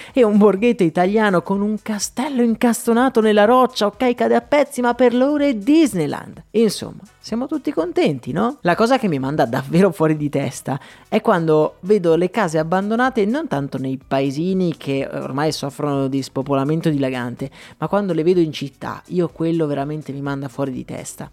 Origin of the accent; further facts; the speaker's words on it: Pordenone, Friuli-Venezia Giulia, Italy; A Pordenone invece, la mia città natale